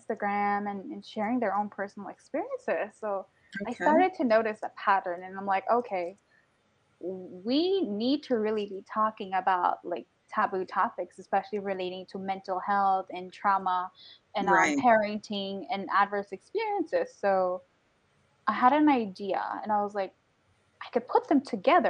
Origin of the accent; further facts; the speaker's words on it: Guyana; I'm Guyanese, so I come from the Caribbean and West Indian community